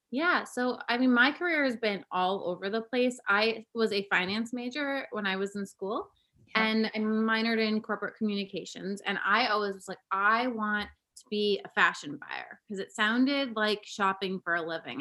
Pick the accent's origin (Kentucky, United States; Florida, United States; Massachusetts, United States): Massachusetts, United States; Cape Cod; now in Brooklyn, United States; I grew up on Cape Cod in Massachusetts